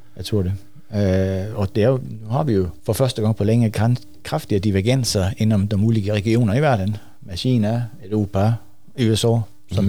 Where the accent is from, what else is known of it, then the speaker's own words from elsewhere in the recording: Sweden; vi blir fattigare och fattigare som svenskar